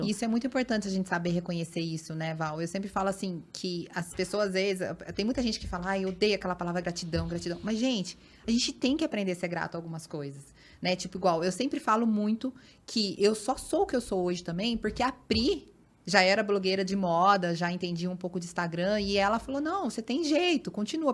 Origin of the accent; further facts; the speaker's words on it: Paulínia, São Paulo, Brazil; eu sou de Paulínia, região de Campinas